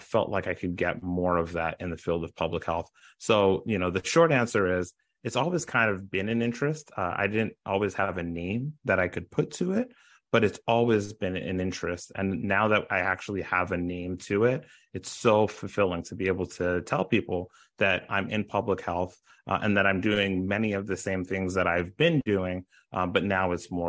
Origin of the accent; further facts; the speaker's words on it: Brooklyn, New York, United States; also born or lived in Ottawa, Canada / Long Island, United States; So I grew up in Brooklyn, New York. I grew up in Canada, in Ottawa specifically. And then I grew up also in Long Island when my parents moved from Brooklyn to Long Island.